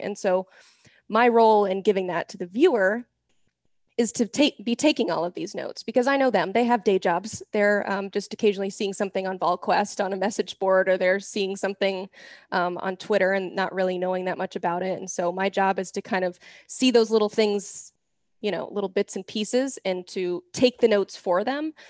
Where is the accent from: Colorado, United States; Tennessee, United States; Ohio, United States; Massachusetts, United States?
Tennessee, United States; Knoxville; I grew up in Knoxville